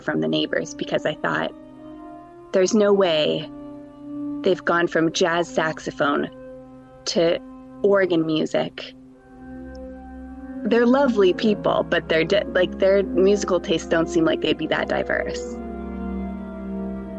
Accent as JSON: {"language": "English", "country": "Canada", "also_born_or_lived": "Vancouver", "moved": "as an adult", "lives_now": "Newcastle upon Tyne, United Kingdom", "said": "I'm Canadian."}